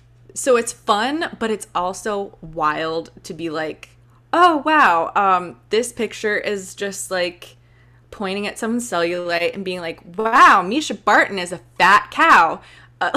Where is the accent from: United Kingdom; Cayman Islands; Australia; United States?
Cayman Islands; Like, I'm going to like get back to the basics and like show people around my hometown, the Cayman Islands.